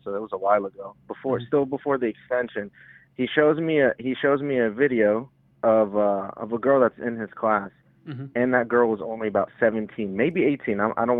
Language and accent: English; Houston, Texas, United States; so I'm from Houston, so I'm not a Texans fan.